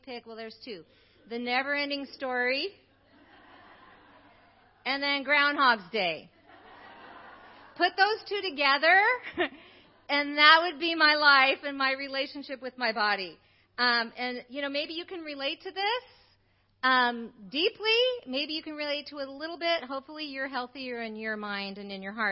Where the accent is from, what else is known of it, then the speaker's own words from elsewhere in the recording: United States; I grew up in America